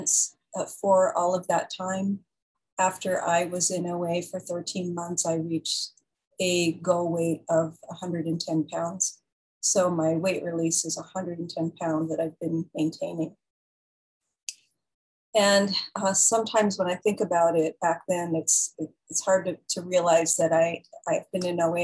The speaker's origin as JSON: {"language": "English", "town": "San Jose", "region": "California", "country": "United States", "tie": "born or raised there", "also_born_or_lived": "San Francisco", "said": "that's really where I grew up, in San Jose, and where I eventually went to college and got married"}